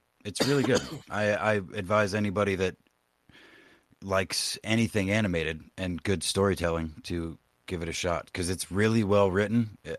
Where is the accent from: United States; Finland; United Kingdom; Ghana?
United Kingdom